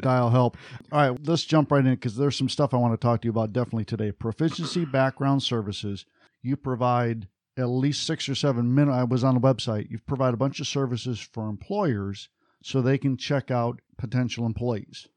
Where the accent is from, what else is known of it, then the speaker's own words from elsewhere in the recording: Detroit, Michigan, United States; I grew up just outside of Detroit